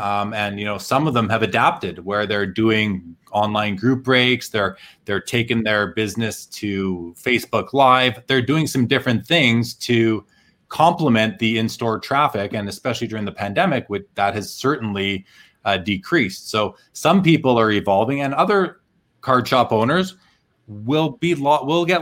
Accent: Winnipeg, Manitoba, Canada; I grew up in Winnipeg, which, you know, just north of North Dakota in Canada

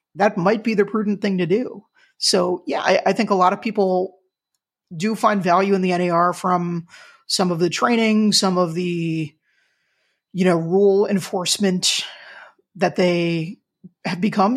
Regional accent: Wyckoff, New Jersey, United States; my hometown of Wyckoff, New Jersey

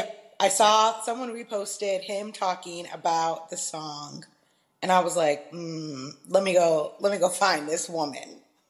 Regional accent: Seattle, Washington, United States; Ashley, I hail from Seattle. I'm queer, and I like to say that I live at the intersection of queerness and Christianity

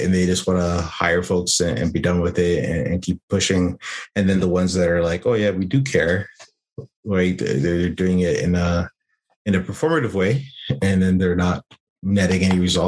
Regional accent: Toronto, Ontario, Canada; now in Bay Area, United States; I'm originally from Toronto, Ontario, Canada, but I'm over here living in the Bay Area these days.

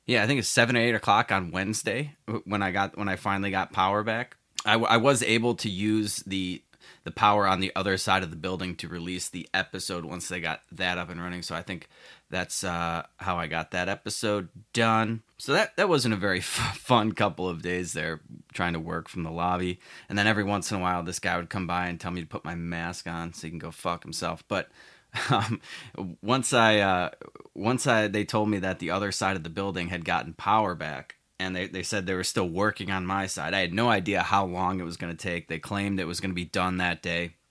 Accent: Chicago, Illinois, United States; my home state of Illinois, more specifically Chicago

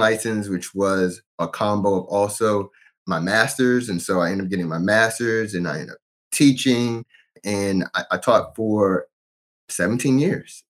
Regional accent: Fredericksburg, Virginia, United States; I'm from Fredericksburg, Virginia, born and raised. I've lived in Virginia my whole life.

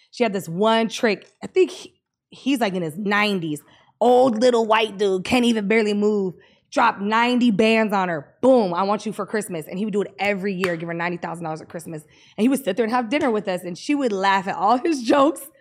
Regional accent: United Kingdom; Yeah, like they, they like I'm British, old, so like they yeah, like that.

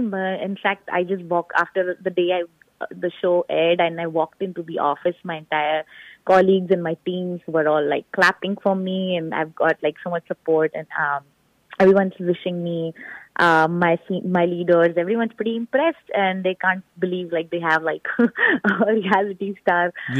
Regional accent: Rajasthan, India; now in Houston, United States; I grew up in Rajasthan. I was born and raised in Rajasthan.

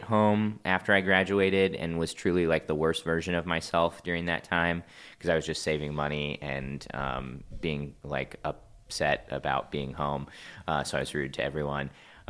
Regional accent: Kansas City, Missouri, United States; also born or lived in Ohio; now in Los Angeles, United States; Yeah. Grew up in the Kansas City area, went to college in Ohio, and then moved to L.A. shortly after that.

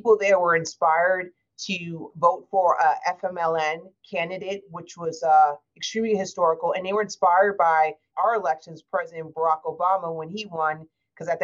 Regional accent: United States; as an American

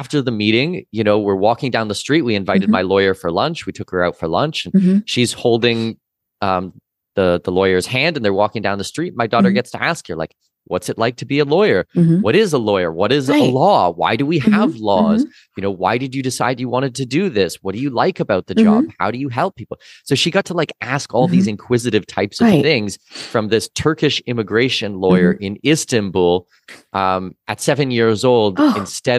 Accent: Canada; As I said, I'm Canadian citizen, Danish mm-hmm. heritage.

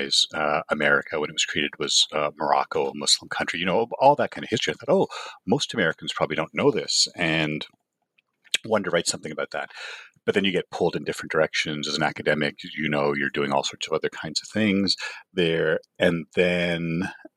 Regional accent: Toronto, Ontario, Canada; moved away as an adult; now in Los Angeles, United States; I grew up in Canada, did a PhD at the University of Toronto

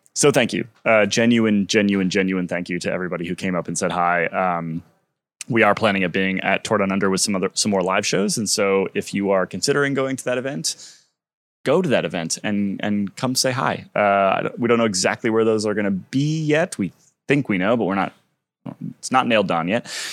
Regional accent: United States; as an American

